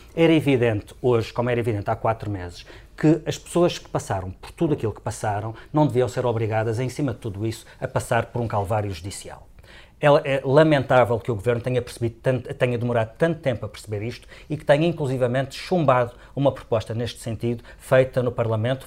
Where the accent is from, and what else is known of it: Madeira, Portugal